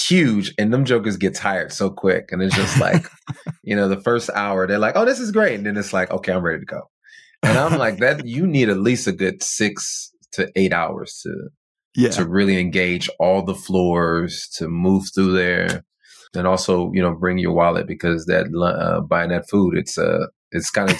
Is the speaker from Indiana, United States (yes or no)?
no; near Compton, California, United States; I'm not from Compton. I mean, although I didn't grow up too far from there